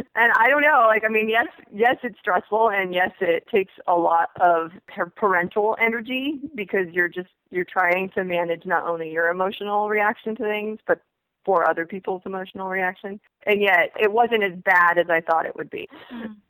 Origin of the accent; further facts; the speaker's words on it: United States; I'm an American because I grew up here from when I was two years old